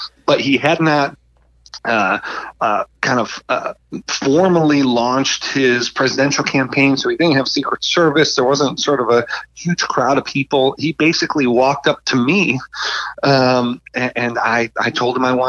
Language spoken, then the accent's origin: English; Buffalo, New York, United States; moved away as an adult; also born or lived in Washington, D.C.; I'm from Buffalo, New York, I should say, and come from an Italian family